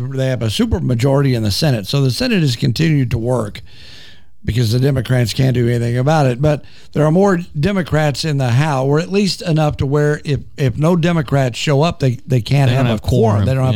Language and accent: English; Wichita Falls, Texas, United States; I'm a native Texan, by the way. I was born in Wichita Falls.